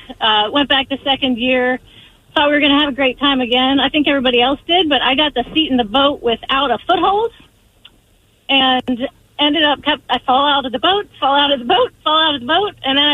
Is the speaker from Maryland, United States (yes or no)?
yes; Pasadena, Maryland, United States; I'm from Pasadena.